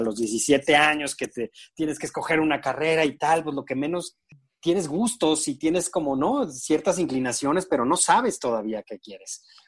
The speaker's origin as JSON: {"language": "Spanish", "region": "San Luis Potosí", "country": "Mexico", "said": "yo soy de San Luis Potosí"}